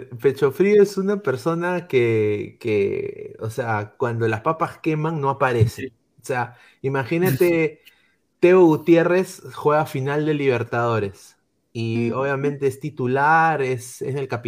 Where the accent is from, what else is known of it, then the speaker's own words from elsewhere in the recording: Peru; quitan la voluntad de apoyarlos como peruanos que somos en serio.